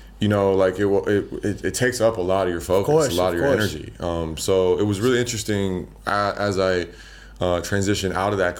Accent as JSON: {"language": "English", "town": "Boulder", "region": "Colorado", "country": "United States", "tie": "born or raised there", "also_born_or_lived": "Las Vegas / Bali", "moved": "as an adult", "said": "I grew up in Colorado. I grew up in Boulder, Colorado"}